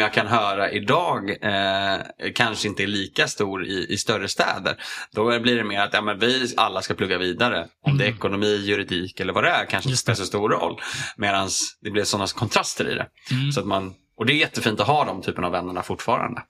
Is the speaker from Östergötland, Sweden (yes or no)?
no; Strängnäs, Södermanland, Sweden; moved away as an adult; jag flyttade dit när jag var ett och sen så flyttade jag därifrån när, eh, ja, vad var jag, 19